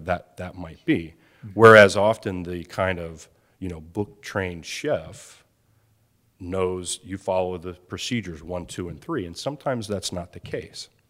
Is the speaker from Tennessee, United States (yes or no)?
no; outside of Philadelphia, Pennsylvania, United States; I'm growing up outside of Philadelphia